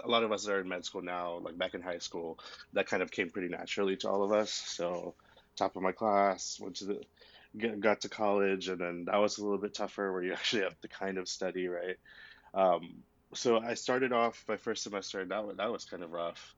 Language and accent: English; Houston, Texas, United States; also born or lived in Austin; I'm from Houston. I went to college in Austin